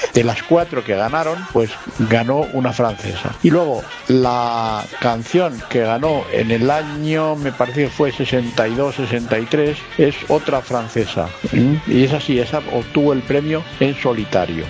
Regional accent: Spain; En nuestro país, aquí en España

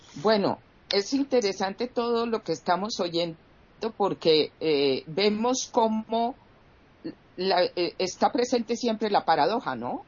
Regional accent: Colombia; en mi país Colombia

